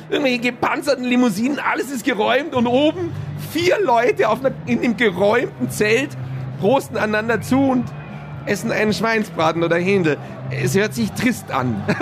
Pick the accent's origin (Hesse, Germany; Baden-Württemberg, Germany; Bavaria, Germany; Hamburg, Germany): Bavaria, Germany